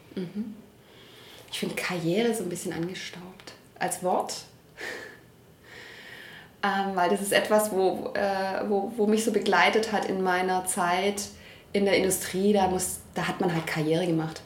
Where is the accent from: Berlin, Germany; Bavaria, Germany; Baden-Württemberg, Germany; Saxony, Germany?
Baden-Württemberg, Germany; Stuttgart; Ich bin hier geboren, ich bin hier immer geblieben